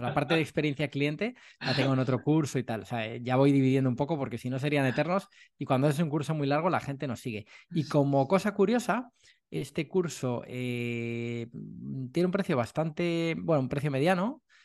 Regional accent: Madrid, Community of Madrid, Spain; moved away as an adult; now in Málaga, Spain; yo soy de Madrid, vivía en Madrid durante toda mi vida y, me vine a Málaga hace cosa un año

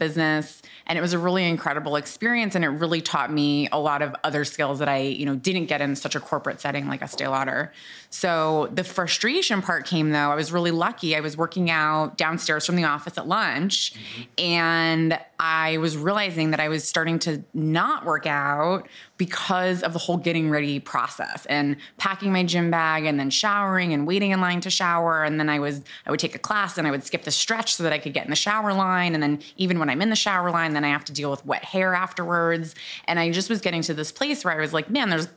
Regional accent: Boston, Massachusetts, United States; moved away as an adult; also born or lived in New Orleans; I grew up in Boston

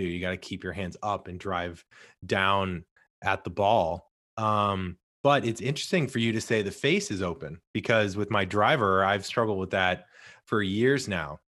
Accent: St. Louis, Missouri, United States; I'm originally from Saint Louis

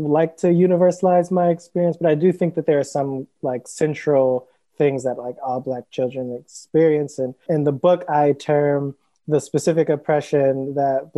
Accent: Cleveland, Ohio, United States; now in Brooklyn, United States; I live in New York currently in Brooklyn, and I'm originally from Cleveland, Ohio

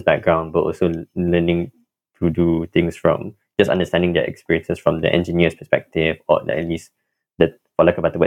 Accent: Kuala Lumpur, Malaysia; moved away as an adult; now in Cambridge, United States; I'm originally from Kuala Lumpur, Malaysia

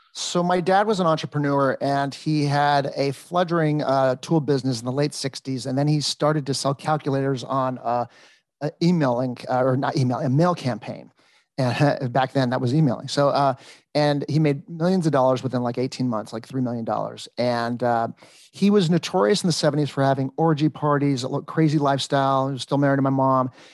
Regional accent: Los Angeles, California, United States; moved away as an adult; I was born and raised in Encino

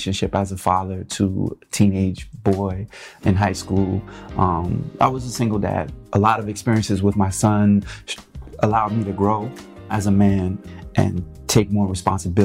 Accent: East Coast, United States; also born or lived in New York / Los Angeles; we're both from the East Coast

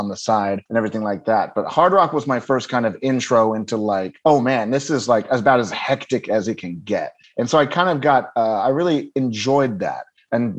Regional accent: Dallas, Texas, United States; moved away as an adult; also born or lived in Cincinnati, Ohio / California; now in Los Angeles, United States; growing up in Dallas and then moving to California

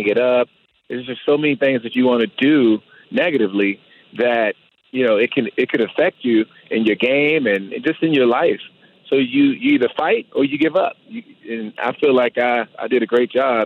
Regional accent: Washington, District of Columbia, United States; moved away as an adult; also born or lived in San Francisco / Denver; come back to Washington, D.C. and play for my hometown team

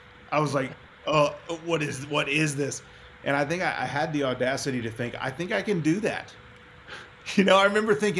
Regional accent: Texas, United States; moved away as an adult; also born or lived in Nashville; growing up in Texas

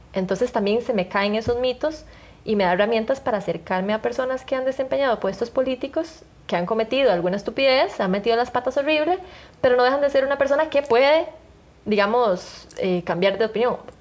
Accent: Costa Rica; yo crecí en la Costa Rica

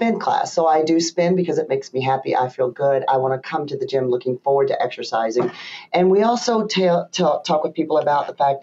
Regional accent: the South, United States; now in Michigan, United States; me being a Southerner

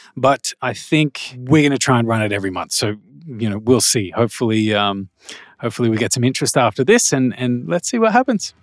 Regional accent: Australia; also born or lived in Malaysia; I'm Australian, so I know what it's like here

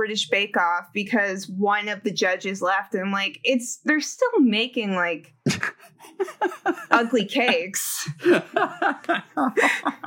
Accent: Fairfax, Virginia, United States; also born or lived in Tucson, Arizona; now in Chicago, United States; I was born and raised in Fairfax, Virginia, which is a suburb of Washington, D.C.

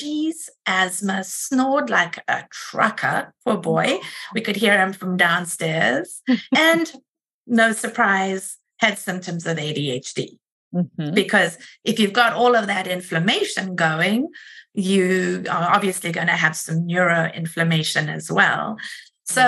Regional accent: South Africa; moved away as an adult; also born or lived in Rochester, United States; now in United States; I am originally from South Africa and have been here for about 26 years

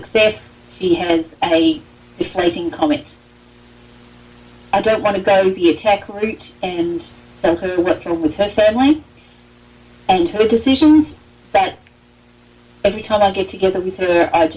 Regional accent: Melbourne, Victoria, Australia; I'm from Melbourne, Australia.

